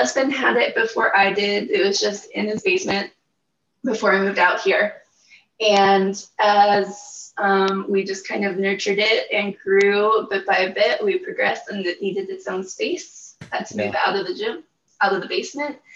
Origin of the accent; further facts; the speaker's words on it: Pittsburgh, Pennsylvania, United States; moved away; also born or lived in Utah; I'm originally from Pittsburgh, Pennsylvania